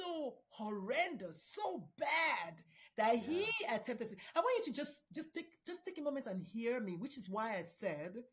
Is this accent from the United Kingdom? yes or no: no; Nigeria; moved away; I'm a Nigerian Catholic immigrant.